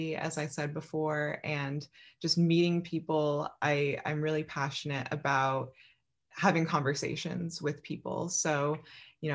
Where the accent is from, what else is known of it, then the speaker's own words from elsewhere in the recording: Philadelphia, Pennsylvania, United States; I was born in Philadelphia, Pennsylvania